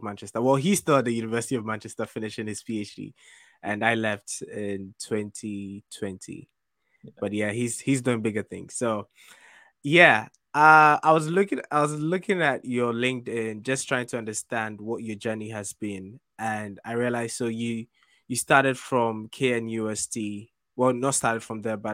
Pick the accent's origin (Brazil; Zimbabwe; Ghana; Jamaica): Ghana; we grew up in Ghana.